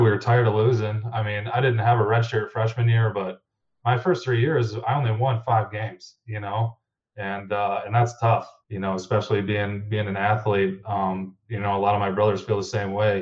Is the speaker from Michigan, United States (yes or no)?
yes; Hemlock, Michigan, United States; also born or lived in Ypsilanti, Michigan; born and raised in Hemlock, Michigan